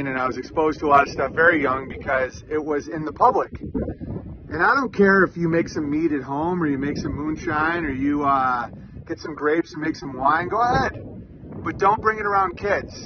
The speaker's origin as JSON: {"language": "English", "town": "Oswego", "country": "United States", "tie": "born or raised there", "said": "growing up in Catholic Oswego"}